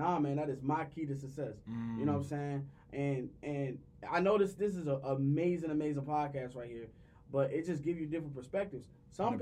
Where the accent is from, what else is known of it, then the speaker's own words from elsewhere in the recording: Washington, District of Columbia, United States; I'm from Washington, D.C. I grew up in a neighborhood called Searching Quarters